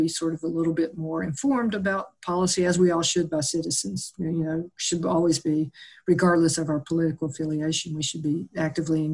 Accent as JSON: {"language": "English", "region": "the South", "country": "United States", "tie": "born or raised there", "said": "growing up in the South, we lived with cockroaches in and out"}